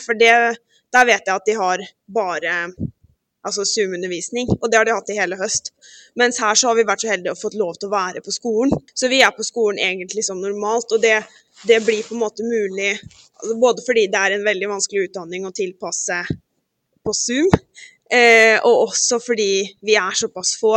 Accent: Halden, Viken, Norway; moved away as an adult; now in Gothenburg, Sweden; jeg er jo fra Halden

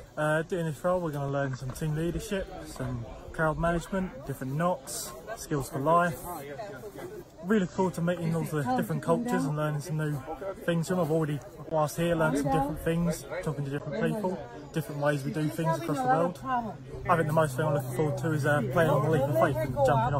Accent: Southend, East of England, United Kingdom; I'm from Southend in Essex, and we're at the World Scout Jamboree.

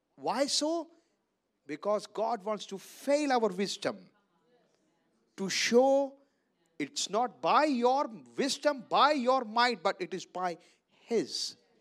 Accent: Punjab, India; I live in Amritsar from Punjab. I come from Punjab

